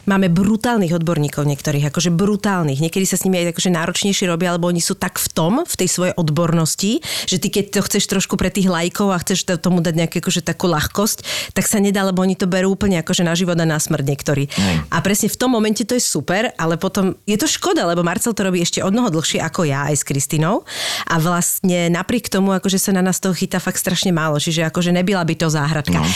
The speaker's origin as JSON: {"language": "Slovak", "town": "Bratislava", "region": "Bratislava Region", "country": "Slovakia", "said": "ja som z Lamača"}